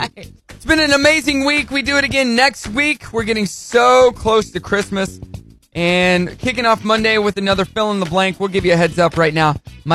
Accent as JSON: {"language": "English", "town": "Rogers", "region": "Arkansas", "country": "United States", "said": "I am from Rogers. I live in Rogers, and I love my city."}